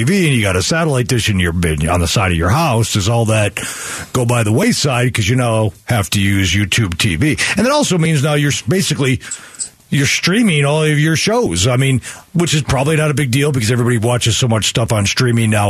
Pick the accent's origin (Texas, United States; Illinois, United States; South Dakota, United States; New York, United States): Illinois, United States; Chicago; now in Phoenix, United States; I grew up in Chicago